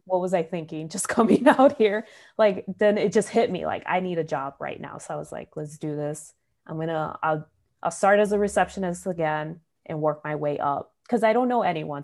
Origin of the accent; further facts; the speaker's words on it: Chicago, Illinois, United States; growing up in Chicago